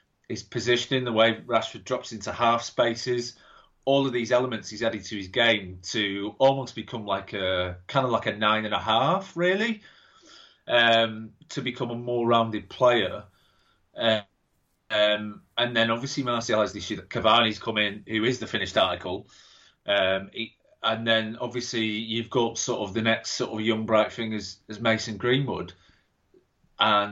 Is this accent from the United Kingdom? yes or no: yes; England, United Kingdom; I'm an English person